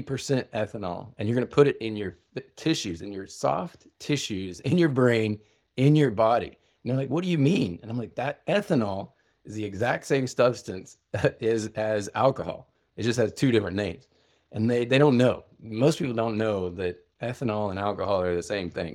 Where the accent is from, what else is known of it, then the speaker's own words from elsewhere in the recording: Oklahoma, United States; a man's man growing up in Oklahoma